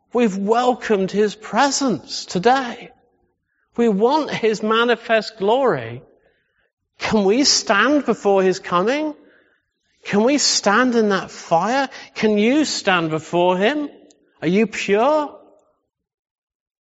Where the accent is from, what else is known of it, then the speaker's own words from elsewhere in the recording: England, United Kingdom; we're so English.